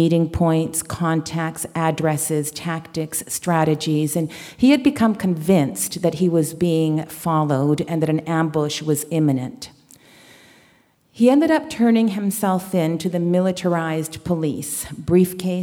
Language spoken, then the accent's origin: English; Canada; also born or lived in Chile; I was born in Chile and raised in Canada.